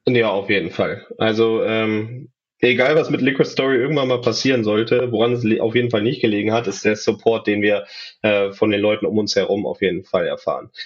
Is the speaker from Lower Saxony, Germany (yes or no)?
yes; Braunschweig, Lower Saxony, Germany; dass ich gebürtiger Braunschweiger bin